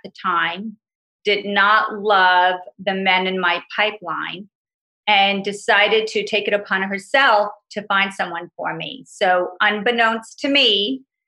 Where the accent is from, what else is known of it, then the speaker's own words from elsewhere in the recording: New York, United States; I'm from New York, born and raised